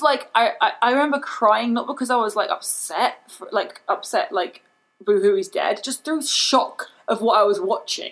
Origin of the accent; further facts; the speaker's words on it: England, United Kingdom; accent: British; moved away; I grew up in England